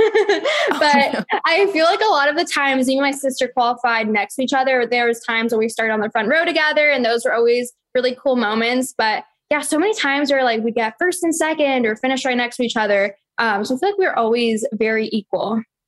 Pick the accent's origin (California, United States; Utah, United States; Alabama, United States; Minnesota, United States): California, United States; San Francisco; I was born in San Francisco and I was born and raised in the Bay Area